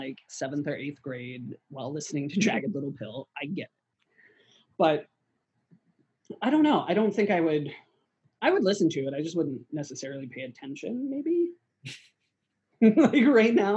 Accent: United States; moved away; I grew up, like, 45 minutes to an hour outside of West Virginia

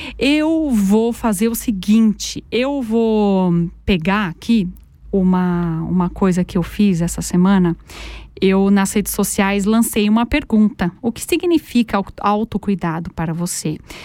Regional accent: Brazil; moved away as an adult; now in Aargau, Switzerland; Eu sou brasileira

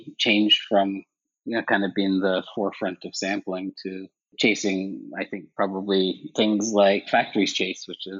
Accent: Ireland; moved away as an adult; also born or lived in Connecticut, United States; now in United States; I grew up in Ireland, actually, and moved to the States in my early 20s

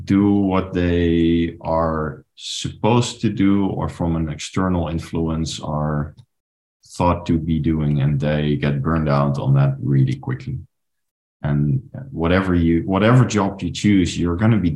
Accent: Netherlands; moved away as an adult; also born or lived in Paris, France; I'm originally from the Netherlands

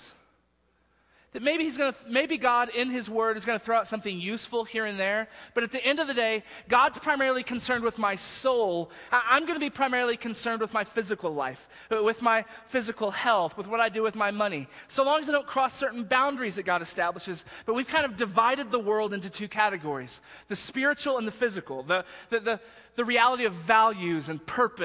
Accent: Texas, United States; now in Denver, United States; I was from Texas

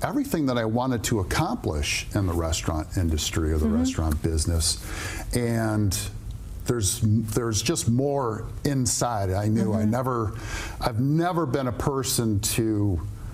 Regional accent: Royal Oak, Michigan, United States; Native to the area, grew up just south of here in Royal Oak

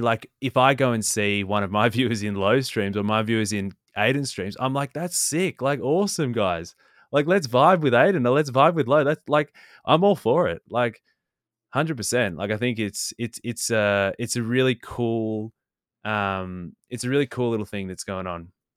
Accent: Australia; I'm Australian.

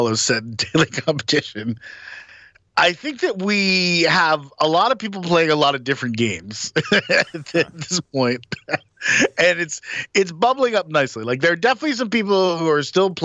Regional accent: Minnesota, United States; a Minnesotan

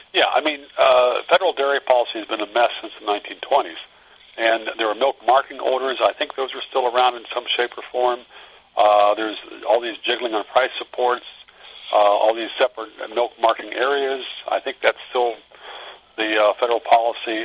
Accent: Front Royal, Virginia, United States; also born or lived in Iowa; I was raised in the mountains outside of a small town uh, that was formerly known as Helltown, um, and uh, it's now known as Front Royal

